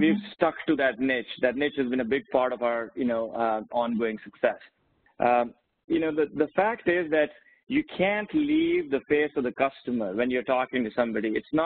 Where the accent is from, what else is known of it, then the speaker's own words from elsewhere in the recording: India; now in United States; I grew up in India